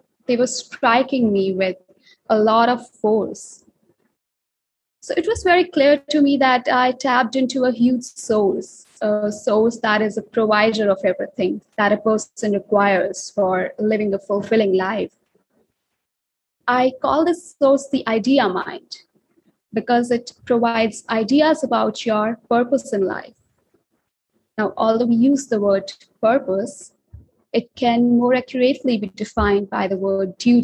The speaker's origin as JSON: {"language": "English", "country": "India", "said": "I'm an author and I'm from India"}